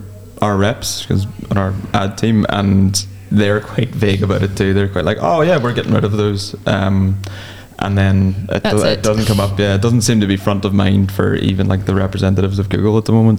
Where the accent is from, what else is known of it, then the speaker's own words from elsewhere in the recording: Ireland; I'm just Irish.